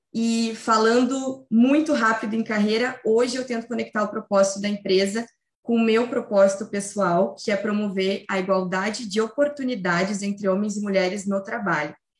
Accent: Rio Grande do Sul, Brazil; eu sou gaúcha

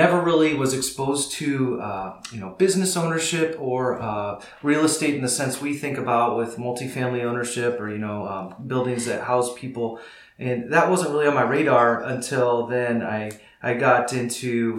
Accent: northern Iowa, United States; now in Pella, United States; my story begins on a small farm in northern Iowa, and I grew up there with my family.

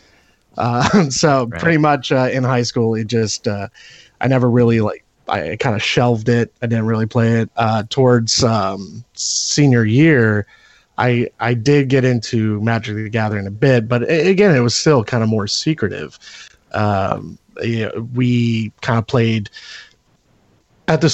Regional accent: Pennsylvania, United States; pretty much Pennsylvania humor

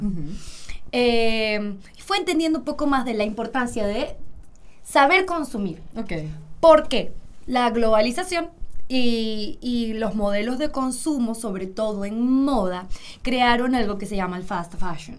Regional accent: Venezuela; mi papá tiene una fábrica de zapatos en Venezuela

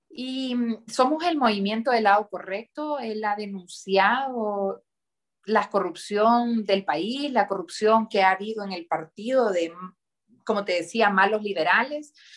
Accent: Honduras; nos han inculcado desde muy chiquitos vivir en Honduras, trabajar por Honduras, amar Honduras y no querer irse de Honduras

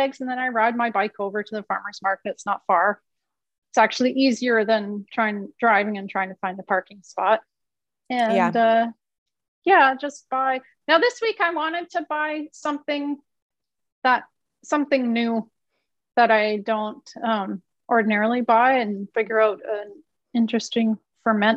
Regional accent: Canada; moved away; I'm from Canada

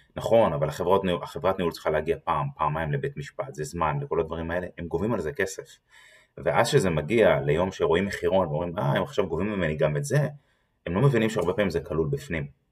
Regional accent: Israel; אנחנו כישראלים

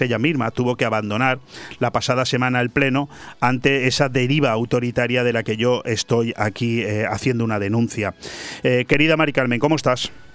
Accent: Spain

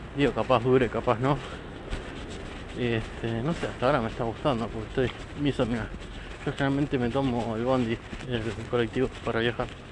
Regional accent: La Plata, Buenos Aires Province, Argentina; soy argentina, eh, más precisamente de La Plata, no importa de qué barrio, soy platense.

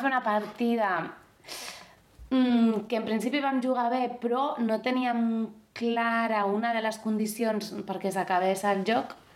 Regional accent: Basque Country, Spain; moved away; Com que jo soc del País Basc, doncs sovint, almenys 10 dies, 15 dies de l'estiu anem a, a casa dels meus pares

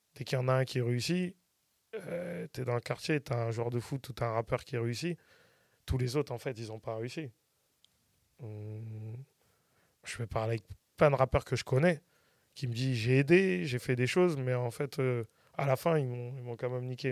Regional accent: Saint-Étienne-du-Rouvray, Normandy, France; je viens de, port saint ouen je viens de PSO

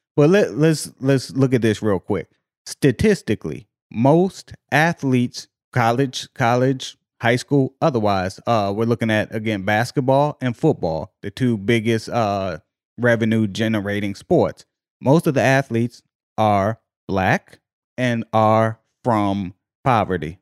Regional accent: Virginia, United States; I'm from Virginia.

